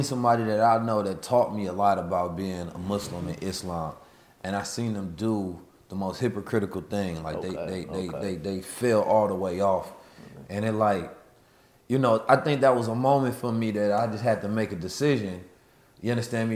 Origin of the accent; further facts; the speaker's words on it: United States; also born or lived in St. Louis, Missouri / Oakland, California; growing up in St. Louis and Oakland